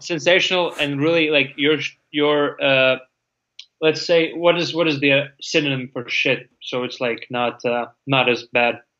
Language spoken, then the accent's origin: English; Latvia; English is a second language; moved away as an adult; now in United States; even though I'm from Latvia, living in America